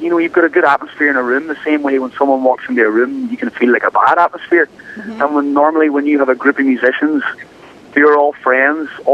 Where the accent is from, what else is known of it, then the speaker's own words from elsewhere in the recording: Ireland; accent: Irish; moved away as an adult; now in Los Angeles, United States; I'm the most Irish person you've ever met. You hear my accent, I've been in America for 10 years and I still have this accent